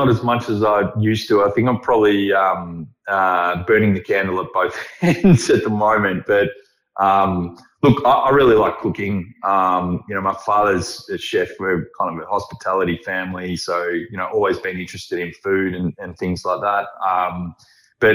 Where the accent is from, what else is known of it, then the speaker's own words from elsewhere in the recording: Melbourne, Victoria, Australia; I grew up in Carlton in the 80s and, you know, the Halcyon days.